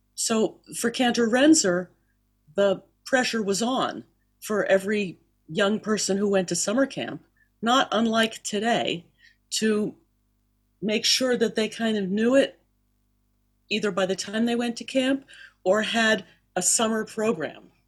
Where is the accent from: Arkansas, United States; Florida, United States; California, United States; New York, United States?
Florida, United States; Miami; also born or lived in Philadelphia; I'm from Philadelphia, and I grew up down in Miami. Uh, Dad moved us down there when I was about two or so.